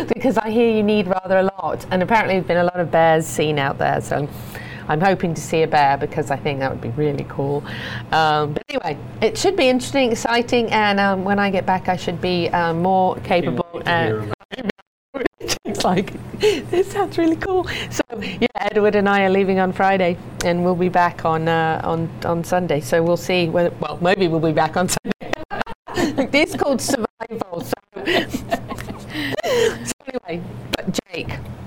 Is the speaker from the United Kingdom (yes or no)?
yes; United Kingdom; being British.